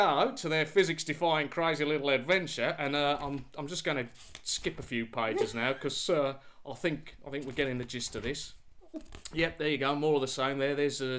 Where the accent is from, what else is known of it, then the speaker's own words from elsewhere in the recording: Australia; I grew up in Australia with a girl's name.